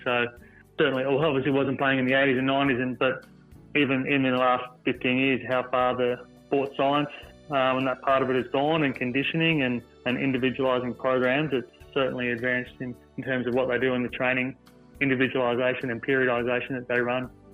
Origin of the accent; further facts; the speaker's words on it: Sydney, New South Wales, Australia; I grew up in Picnic Point, southwest Sydney.